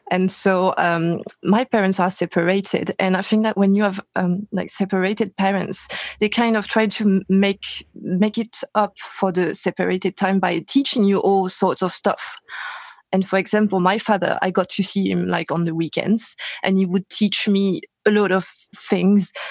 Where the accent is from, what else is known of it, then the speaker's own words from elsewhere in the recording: Paris, Île-de-France, France; English is a second language; Paris, France.